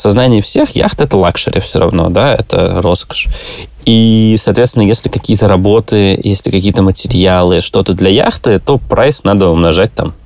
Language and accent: Russian; Russia; moved away as an adult; also born or lived in Greece / Turkey; я из России